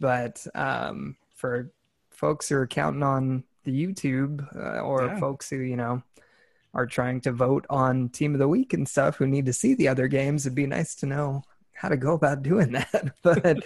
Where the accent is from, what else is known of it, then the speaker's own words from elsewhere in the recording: California, United States; now in Texas, United States; I was born and raised in California